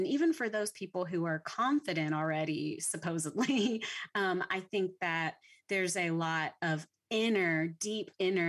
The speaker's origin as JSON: {"language": "English", "region": "Louisiana", "country": "United States", "said": "because I'm from Louisiana, so I didn't even grow up in Texas."}